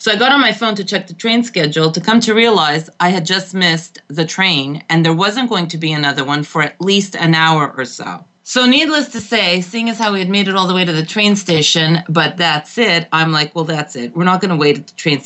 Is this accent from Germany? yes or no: no; Montreal, Quebec, Canada; moved away as an adult; now in Connecticut, United States; I was born and raised in Montreal